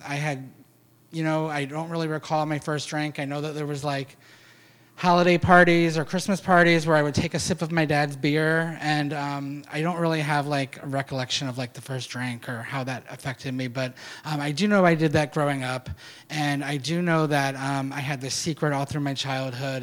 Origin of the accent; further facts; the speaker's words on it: Pasadena, Maryland, United States; also born or lived in Alameda; now in San Francisco, United States; I grew up in Pasadena, Maryland, and I just never felt like I was supposed to be there